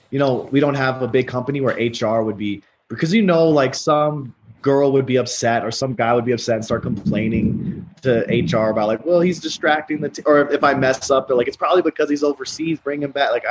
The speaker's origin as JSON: {"language": "English", "country": "United States", "said": "What's even crazier is as an American, the tax laws and the the nation laws are so favorable to you."}